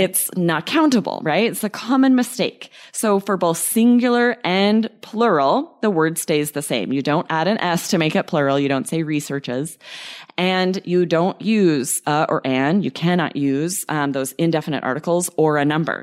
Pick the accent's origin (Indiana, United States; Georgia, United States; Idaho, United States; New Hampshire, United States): Idaho, United States; we had pets growing up in Idaho